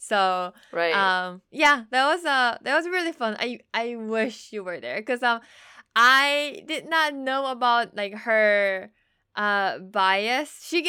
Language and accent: English; South Korea; And then I said, I'm from Korea.